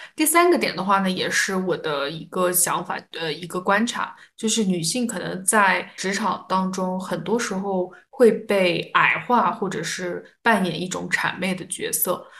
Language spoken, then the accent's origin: Chinese; China; 我们中国人